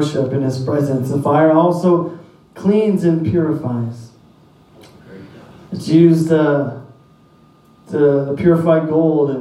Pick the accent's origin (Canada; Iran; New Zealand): Canada; Saint John, New Brunswick; moved away as an adult; I grew up in St. John.